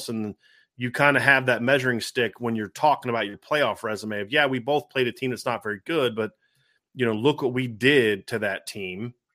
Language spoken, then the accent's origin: English; Ohio, United States; I grew up in Ohio and you grew up in Michigan and we hate each other right?